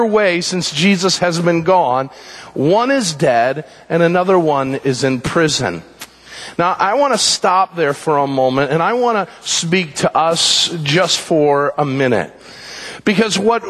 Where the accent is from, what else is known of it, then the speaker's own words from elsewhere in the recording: United States; we say as American Christians